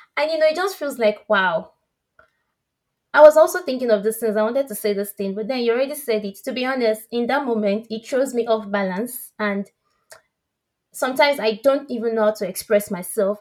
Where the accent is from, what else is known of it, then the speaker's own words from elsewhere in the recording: Nigeria; accent: West African; moved away; he could tell I'm from West Africa based on my accent. I said, yeah. I cannot even stop being Nigerian.